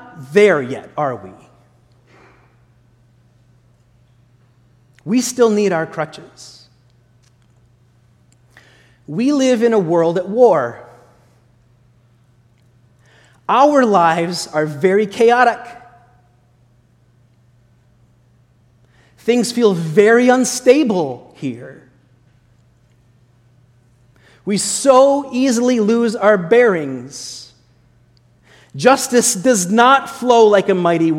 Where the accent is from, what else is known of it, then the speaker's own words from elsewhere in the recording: Sioux County, Iowa, United States; moved away; when I was a little kid growing up in Iowa